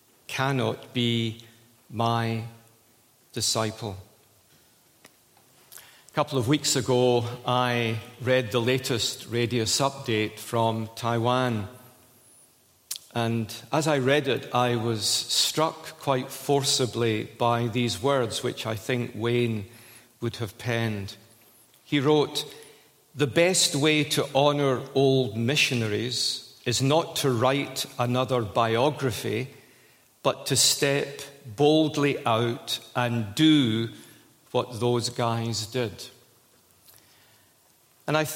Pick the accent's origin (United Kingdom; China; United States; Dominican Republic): United Kingdom; Scotland; I'm a Scot